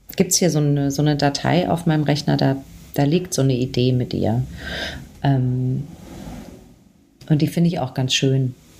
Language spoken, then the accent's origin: German; Aschaffenburg, Bavaria, Germany; bin ich in der Nähe von Frankfurt aufgewachsen, in Aschaffenburg